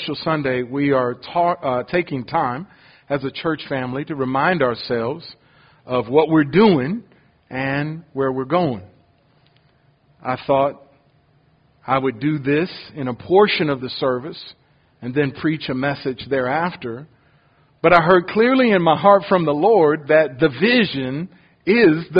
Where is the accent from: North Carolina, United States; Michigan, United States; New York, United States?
Michigan, United States; Detroit; also born or lived in Ohio / Jacksonville, Florida; now in Houston, United States; I was born in Ohio, but I grew up in Detroit, Michigan, since I was 3 years old